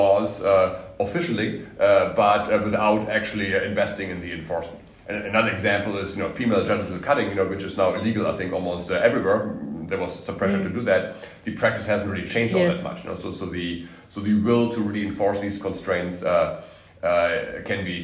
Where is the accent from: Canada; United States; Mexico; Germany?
Germany; I'm from Germany